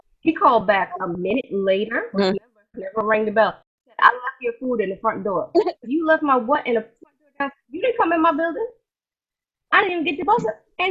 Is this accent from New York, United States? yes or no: yes; New York City, New York, United States; a girl from Brooklyn who is still here